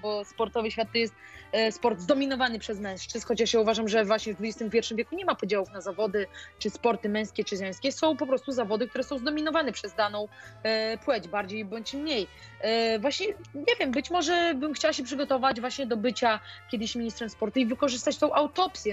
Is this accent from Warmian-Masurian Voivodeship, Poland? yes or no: yes; Olsztyn, Warmian-Masurian Voivodeship, Poland; ja pochodzę z Olsztyna